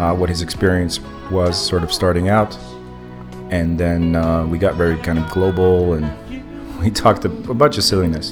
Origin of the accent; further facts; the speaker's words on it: Montreal, Quebec, Canada; I came here as a kid, but I wasn't born here but I was raised in Montreal